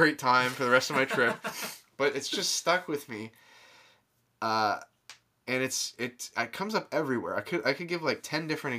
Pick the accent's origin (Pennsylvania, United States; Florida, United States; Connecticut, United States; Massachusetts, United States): Florida, United States; we're from Florida, so like tack on an extra 10 degrees